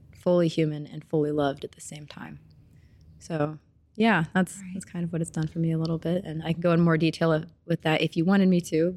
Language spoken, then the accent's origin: English; Springfield, Missouri, United States; moved away as an adult; now in Kansas City, United States; I'm from Springfield, Missouri, of course, because my mom's from here